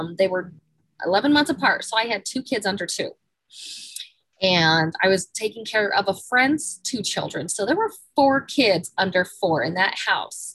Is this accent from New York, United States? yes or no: no; Salt Lake City, Utah, United States; I grew up in Salt Lake City, downtown Salt Lake.